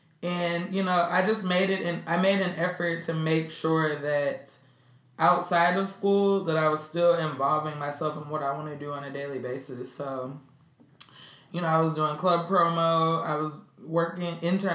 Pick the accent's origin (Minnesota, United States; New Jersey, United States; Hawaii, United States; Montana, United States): Minnesota, United States; Minneapolis; also born or lived in Atlanta; now in Brooklyn, United States; I'm originally from Minneapolis, Minnesota.